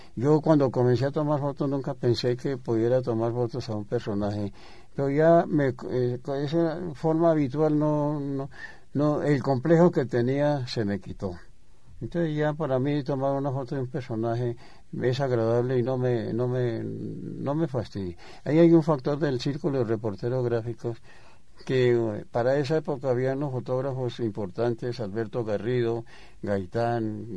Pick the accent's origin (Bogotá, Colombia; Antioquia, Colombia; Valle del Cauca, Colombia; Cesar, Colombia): Bogotá, Colombia; yo soy bogotano